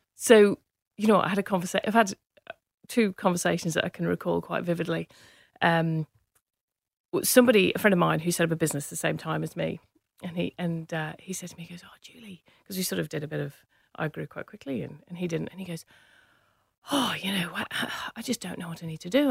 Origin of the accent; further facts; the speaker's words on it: Manchester, North West England, United Kingdom; accent: English; moved away; also born or lived in Cheshire; I grew up in Manchester, in the U K